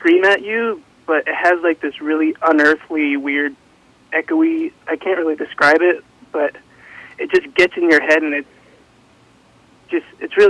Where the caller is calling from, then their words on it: Danville, United States; Hi, this is … from Danville.